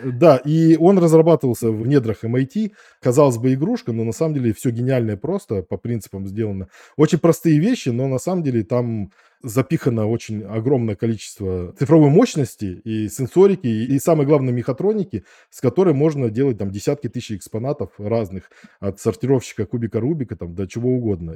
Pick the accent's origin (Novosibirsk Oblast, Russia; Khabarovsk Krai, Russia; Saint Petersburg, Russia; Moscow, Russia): Novosibirsk Oblast, Russia; Novosibirsk; я из Академгородка Новосибирска